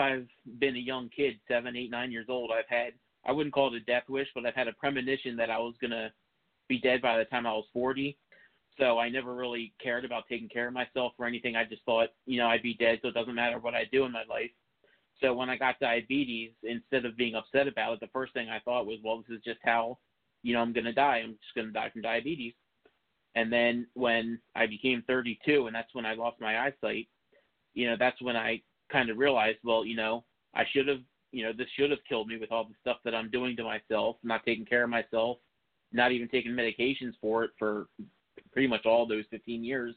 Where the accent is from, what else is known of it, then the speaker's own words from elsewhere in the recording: Philadelphia suburbs, Montgomery County, Pennsylvania, United States; I grew up in the Philadelphia suburbs in Montgomery County.